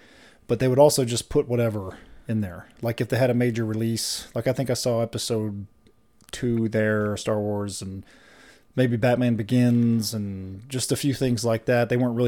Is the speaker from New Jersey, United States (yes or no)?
no; Nashville, Tennessee, United States; So I grew up near Opry Mills Mall in Nashville, sure.